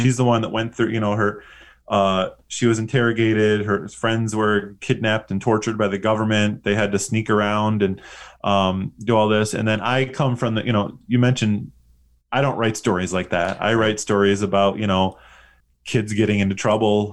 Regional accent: West Bloomfield, Michigan, United States; now in Busan, South Korea; I, uh, grew up in West Bloomfield

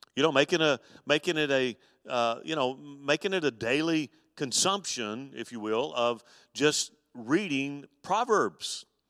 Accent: Mobile, Alabama, United States; when I was a boy growing up on the Gulf Coast with my, my dad

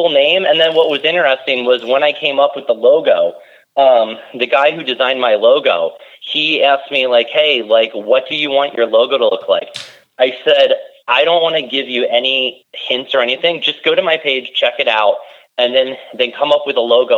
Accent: Pennsylvania, United States; growing up in Pennsylvania, it's not like there's a lot of seafood

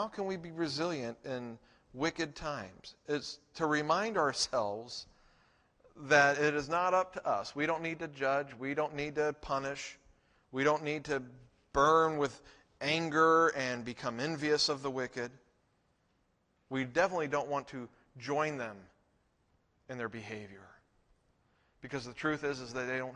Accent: United States; we are Americans

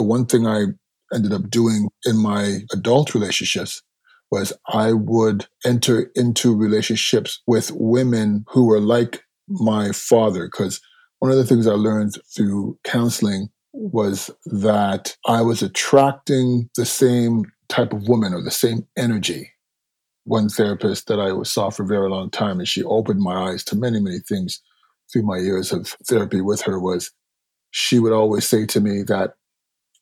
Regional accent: Toronto, Ontario, Canada; Born and raised in Toronto to Jamaican parents

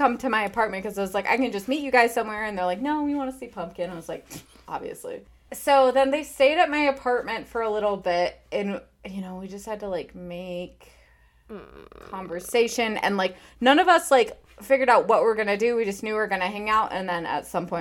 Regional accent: Michigan, United States; my home state

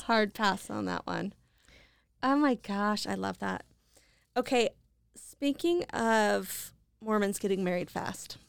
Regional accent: Idaho Falls, Idaho, United States; moved away; I'm living back in my hometown of Idaho Falls

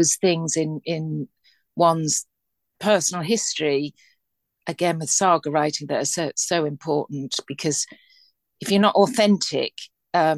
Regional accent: Liverpool, North West England, United Kingdom; I'm from Liverpool

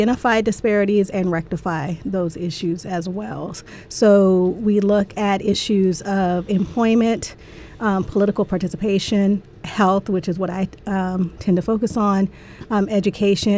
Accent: Southern California, United States; I grew up in Southern California

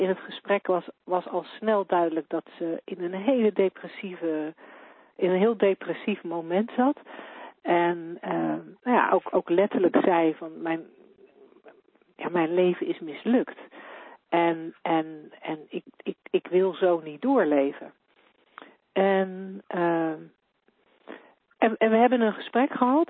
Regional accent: Netherlands; voor mij als Nederlander

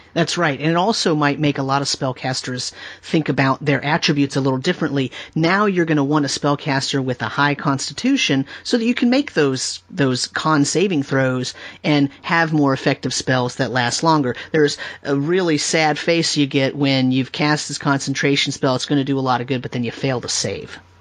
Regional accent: California, United States; I grew up in California

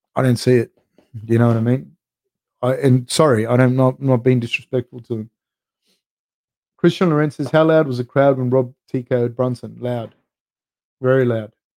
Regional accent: Sydney, New South Wales, Australia; I grew up right next to Cabramatta in the 90s. Like you could say I grew up in Ashcroft, the place called Ashcroft

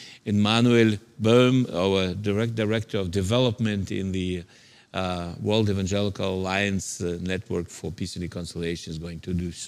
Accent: Siberia, Russia; English is a second language; moved away; also born or lived in Central Asia; I'm from a Soviet background, so I was born in Siberia in a labor camp and then moved to Central Asia.

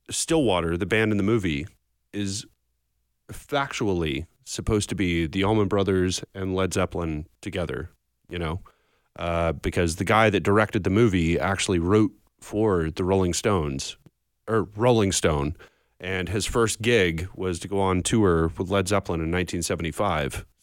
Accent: Belfast, Northern Ireland, United Kingdom; born there; Uh, so I was born in Belfast. Oh, um, nice. My parents are from there. Uh, and I'm Irish Catholic

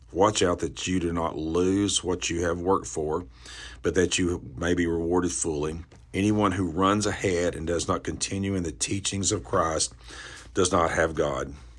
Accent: the Bible Belt, the South, United States; I grew up in the South, the Bible Belt

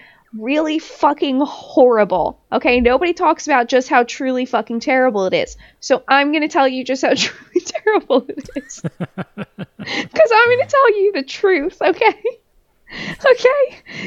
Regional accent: New Jersey, United States; So, I'm from New Jersey and just going and just cutting in and out of traffic.

